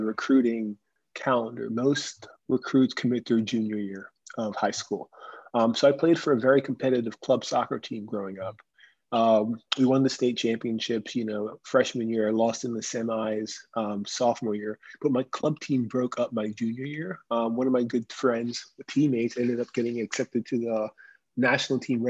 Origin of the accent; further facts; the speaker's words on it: Orlando, Florida, United States; also born or lived in Kingston, Jamaica / Winston-Salem, North Carolina; I consider Orlando home. So I grew up in Orlando and I attended Winter Park High School